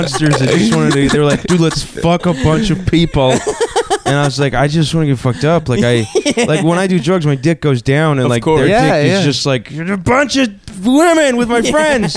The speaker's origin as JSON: {"language": "English", "region": "North Carolina", "country": "United States", "said": "I'm from North Carolina"}